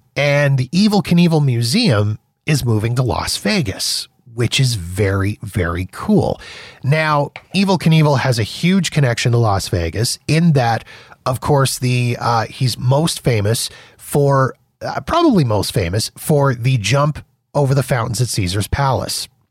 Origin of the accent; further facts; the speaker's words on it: Calgary, Alberta, Canada; a boy from my hometown, W W F champ, uh, Bret the Hitman Hart. from where I'm in right now, Calgary, Alberta, Canada